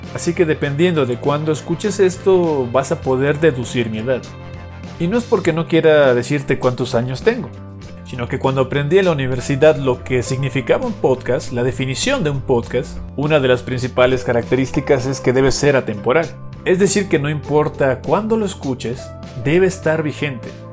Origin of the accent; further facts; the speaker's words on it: Cancún, Quintana Roo, Mexico; desde muy pequeño mi familia se mudó a esta ciudad del Caribe mexicano